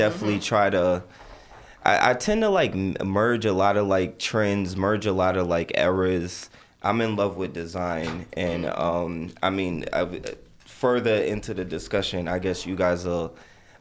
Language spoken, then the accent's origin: English; New York City, New York, United States; also born or lived in Barbados (family origin); I'm from Jamaica, Queens